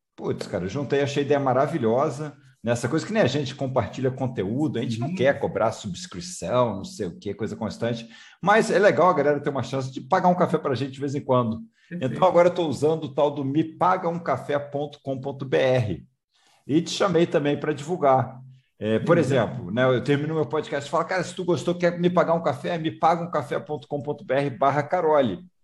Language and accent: Portuguese; Rio de Janeiro, Brazil; moved away; Eu também sou é. carioca, estou morando fora do Rio de Tempão, mas sou carioca.